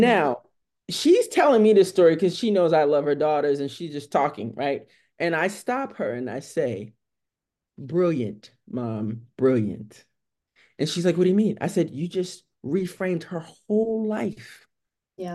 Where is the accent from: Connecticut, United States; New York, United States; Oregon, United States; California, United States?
New York, United States; New York City; moved away; I am from New York City, right? It, it's very different growing up in New York City as a black young girl